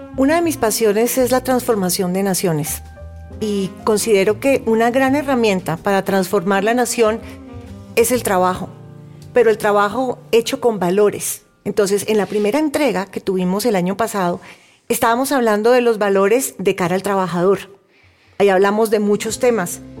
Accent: Cali, Valle del Cauca, Colombia; now in Bogotá, Colombia; Originalmente soy de Cali, pero ya muchos años acá en Bogotá.

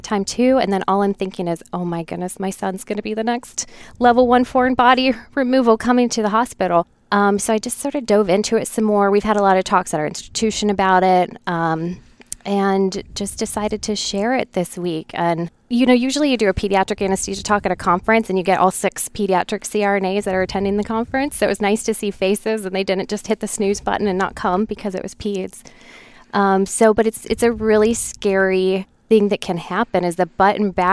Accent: Ohio, United States; moved away as an adult; I hail from Ohio

